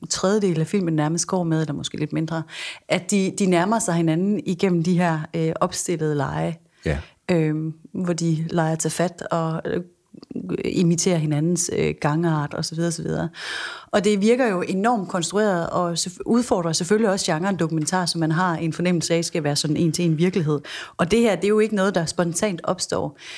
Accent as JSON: {"language": "Danish", "region": "Jutland", "country": "Denmark", "lives_now": "Copenhagen, Denmark", "said": "Vi er fra det mørke Jylland"}